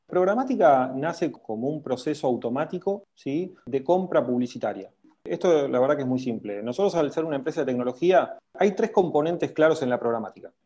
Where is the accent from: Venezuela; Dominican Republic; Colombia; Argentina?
Argentina; Nosotros somos latinos, argentinos